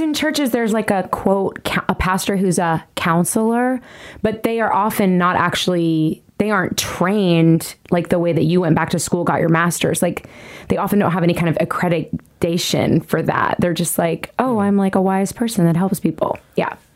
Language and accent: English; Nashville, Tennessee, United States; i am a singer songwriter here in nashville tennessee this is my hometown